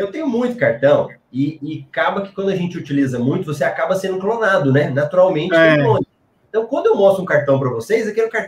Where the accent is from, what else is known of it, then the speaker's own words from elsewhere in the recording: Recife, Pernambuco, Brazil; Opa, minha é conterrânea. Eu sou de Recife.